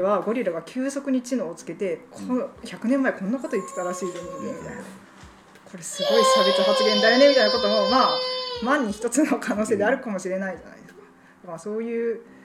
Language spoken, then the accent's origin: Japanese; Kansai, Japan; also born or lived in Kyushu; now in Fukuoka, Japan; もともと私関西出身